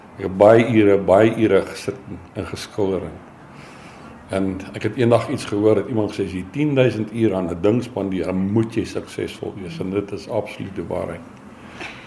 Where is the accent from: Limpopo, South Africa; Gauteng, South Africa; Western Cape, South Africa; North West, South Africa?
Gauteng, South Africa; Germiston; moved away as an adult; also born or lived in Springs / KwaZulu-Natal; now in Pretoria, South Africa; ek het groot geword in Germiston, Primrose